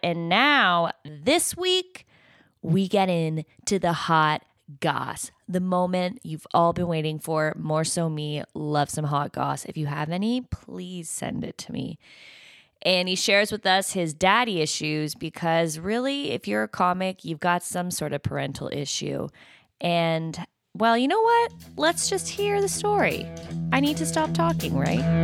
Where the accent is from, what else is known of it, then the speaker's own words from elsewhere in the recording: Canada; I'm Canadian, so yeah, I know French.